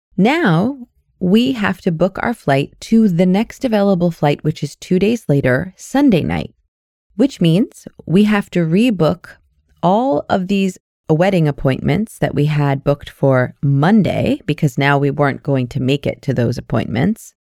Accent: United States; now in Canada; I'm an American with a Canadian permanent residency

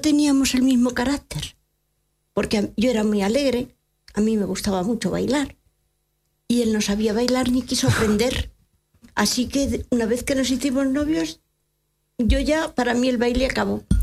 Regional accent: Madrid, Community of Madrid, Spain; moved away; Yo vivía en Madrid, soy madrileña

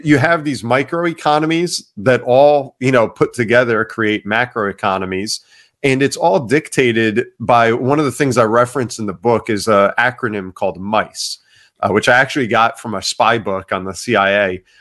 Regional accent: Ocean Township, New Jersey, United States; I grew up in Ocean Township, New Jersey

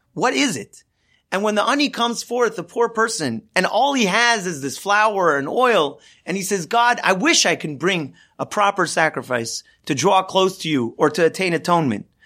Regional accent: Los Angeles, California, United States; I grew up in Los Angeles, and I grew up following the Dodgers.

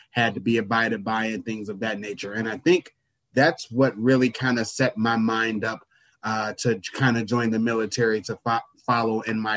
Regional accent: Chicago Heights, Illinois, United States; now in Milwaukee, United States; I am from East Chicago, Indiana. Shortly after uh, my third or fourth birthday, my parents moved to Chicago Heights, Illinois, and that's where I grew up.

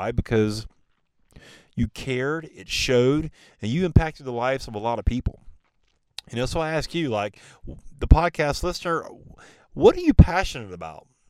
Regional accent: the Carolinas, United States; he's born and raised in the Carolinas

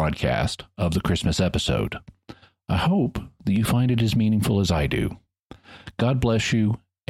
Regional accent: Arkansas, United States; moved away; now that I'm back here in my hometown in Arkansas, in the Ozark Mountains

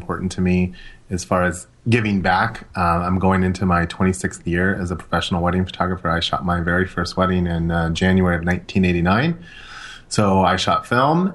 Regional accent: Los Angeles, California, United States; growing up in Los Angeles

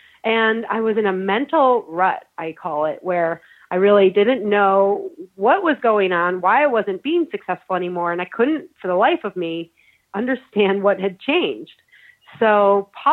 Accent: Syracuse, New York, United States; I was raised in the Rust Belt in Syracuse, New York

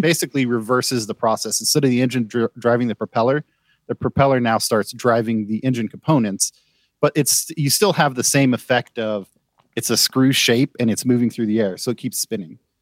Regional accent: United States; as an American

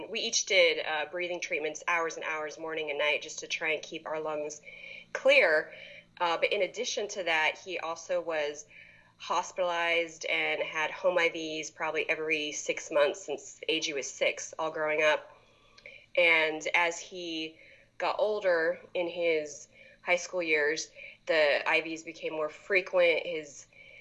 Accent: Poway, California, United States; I grew up in Poway.

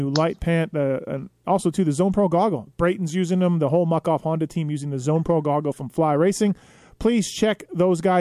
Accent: Canada; I grew up in Canada

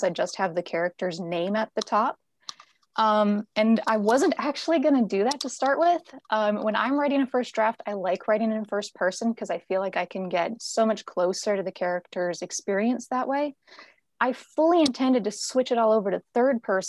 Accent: North Dakota, United States; moved away as an adult; also born or lived in Western Montana; now in Montana, United States; I'm originally from North Dakota, and that's where I was when I started work on this series. I currently live in Western Montana in the Rocky Mountains.

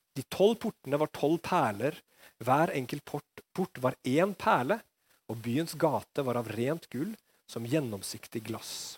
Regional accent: Norway

